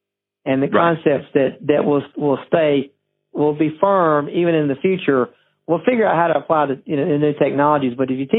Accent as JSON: {"language": "English", "region": "Alabama", "country": "United States", "said": "You know, I'm from the South, Sweet Home Alabama."}